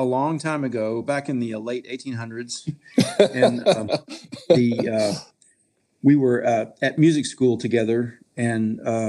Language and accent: English; North Carolina, United States; now in Nashville, United States; I'm originally from North Carolina.